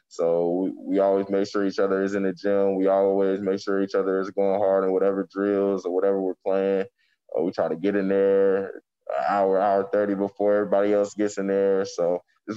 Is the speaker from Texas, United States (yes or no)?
no; Charlotte, North Carolina, United States; I'm from Charlotte